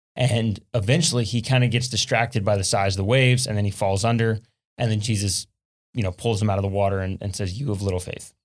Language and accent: English; South Louisiana, United States; I'm from South Louisiana, and one thing we deal with a lot in South Louisiana is hurricanes